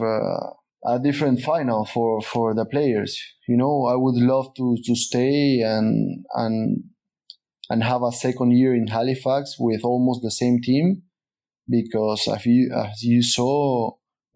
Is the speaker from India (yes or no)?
no; Peru; moved away as an adult; also born or lived in Sweden / Canada; I choose to return to Peru. And then Canada was my third experience out of my country